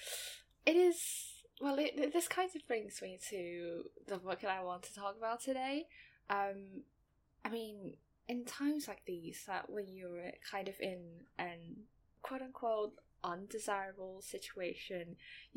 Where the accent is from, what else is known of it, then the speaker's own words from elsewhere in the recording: Taiwan; first language Mandarin; English is a second language; in Taiwan, we mainly speak Mandarin. Taiwanese is a dialect. So yeah, Mandarin is my first language